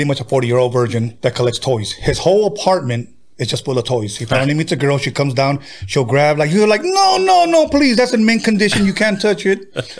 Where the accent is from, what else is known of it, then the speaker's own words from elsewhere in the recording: California, United States; I'm a Cali boy.